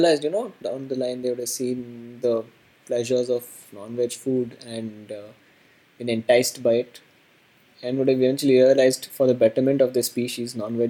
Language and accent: English; Bangalore, Karnataka, India; born or raised there